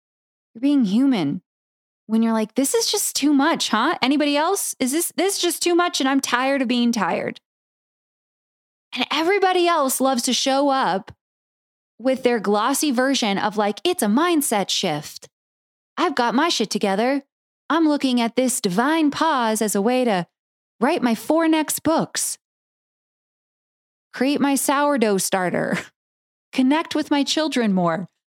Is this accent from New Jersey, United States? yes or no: no; San Diego, California, United States; now in Oregon, United States; And I come from California, where I grew up with wildfires. I grew up, you know, in San Diego.